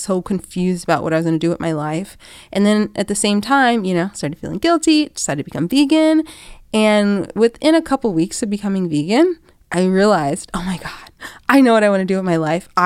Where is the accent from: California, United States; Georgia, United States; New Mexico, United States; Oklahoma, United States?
Georgia, United States; Atlanta; I'm from Atlanta, Georgia.